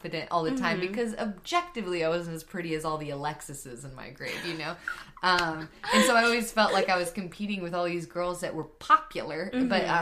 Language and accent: English; Grapevine, Texas, United States; I'm from Grapevine